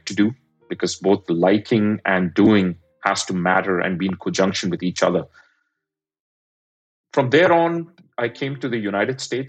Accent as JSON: {"language": "English", "country": "India", "tie": "born or raised there", "moved": "yes", "said": "I'm an immigrant, I grew up in India"}